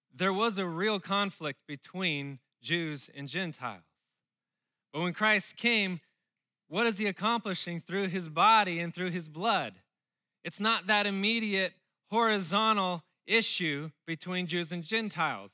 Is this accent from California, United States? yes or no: yes; Southern California, United States; moved away as an adult; now in Austin, United States; I grew up in Southern California